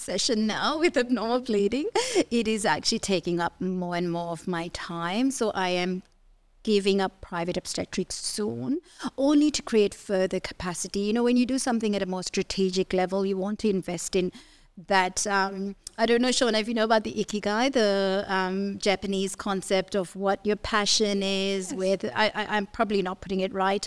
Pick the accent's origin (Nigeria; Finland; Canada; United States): Nigeria; moved away as an adult; now in Australia; I grew up in Nigeria. So I did my medical degree there, and then I've done all my training in Australia